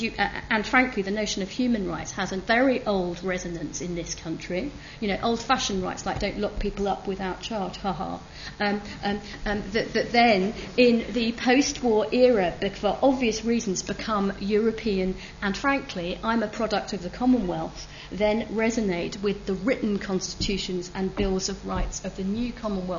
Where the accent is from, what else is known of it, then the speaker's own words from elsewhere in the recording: United Kingdom; I don't have a problem with the idea that I am British.